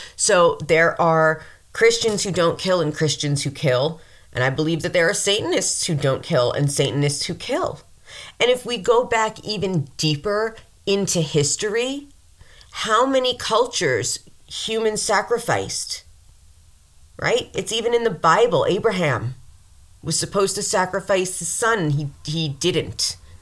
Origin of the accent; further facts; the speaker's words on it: New York, United States; I'm from New York, I'm, I'm around the city